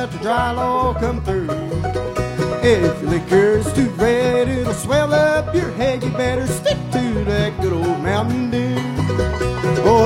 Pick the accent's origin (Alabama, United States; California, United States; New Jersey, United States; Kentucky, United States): Kentucky, United States; Badeville; I'm from Badeville